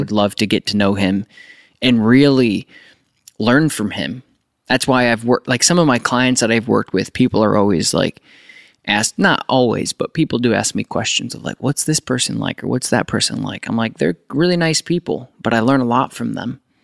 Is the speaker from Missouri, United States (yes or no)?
no; upstate New York, United States; I'm from New York